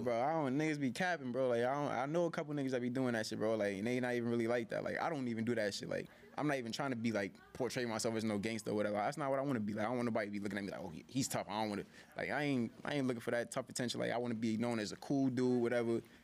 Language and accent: English; New York City, New York, United States; I'm from Harlem